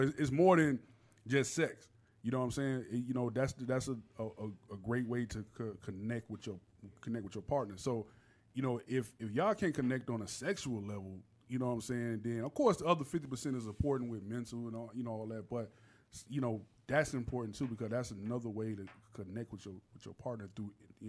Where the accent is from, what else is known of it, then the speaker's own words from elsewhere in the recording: Miami, Florida, United States; moved away as an adult; also born or lived in Savannah, Georgia; now in Georgia, United States; I went to college up here, went to Savannah State. And I'm from Miami